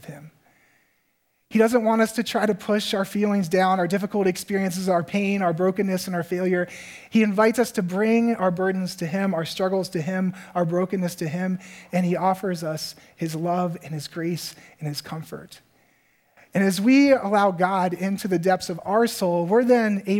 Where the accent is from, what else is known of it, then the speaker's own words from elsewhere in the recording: Virginia, United States; moved away as an adult; now in Minnesota, United States; for me as a guy growing up in Virginia